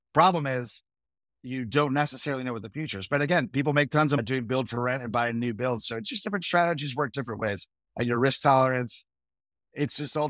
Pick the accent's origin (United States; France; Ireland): United States; New England; also born or lived in New York; I grew up in New England and New York, and my parents lived in old, interesting houses.